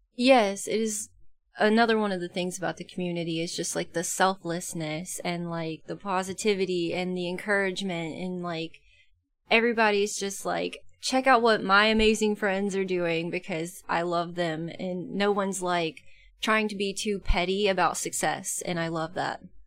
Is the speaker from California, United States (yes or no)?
no; about an hour west of Atlanta, Georgia, United States; moved away; I grew up in Georgia about an hour west of Atlanta